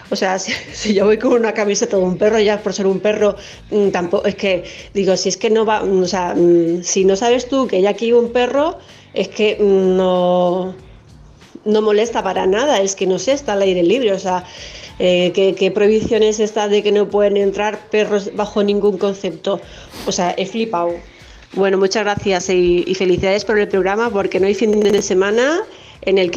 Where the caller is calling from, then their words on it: Barcelona, Catalonia, Spain; Hola, buenas tardes. … de Barcelona.